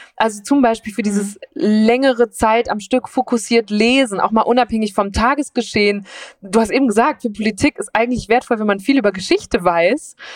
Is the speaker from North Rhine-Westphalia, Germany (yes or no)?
yes; Münsterland, North Rhine-Westphalia, Germany; moved away; ich bin in Nordrhein-Westfalen aufgewachsen, so am Rand, an der Grenze zu Holland